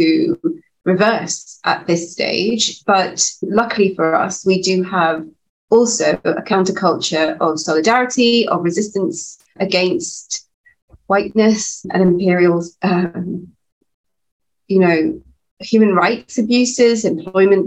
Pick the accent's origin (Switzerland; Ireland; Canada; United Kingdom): United Kingdom; England; I was born and brought up in the UK, and I still live and work here